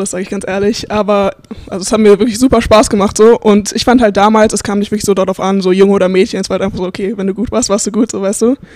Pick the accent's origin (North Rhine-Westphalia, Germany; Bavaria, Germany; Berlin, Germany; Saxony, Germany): Berlin, Germany; now in United States; ähm, ich komme aus Berlin. Wie gesagt, ich spiele jetzt hier an der Missouri Southern State University und ich habe mit acht Jahren in Berlin halt mit dem Basketball angefangen